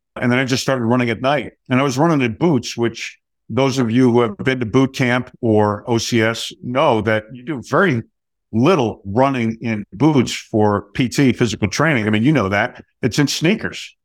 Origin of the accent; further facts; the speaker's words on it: New Jersey, United States; I grew up in New Jersey